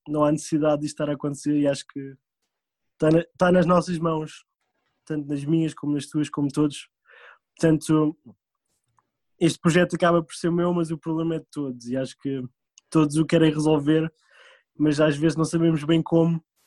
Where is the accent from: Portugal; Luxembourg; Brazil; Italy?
Portugal; moved away as an adult; also born or lived in France / Indonesia; now in United States; sendo português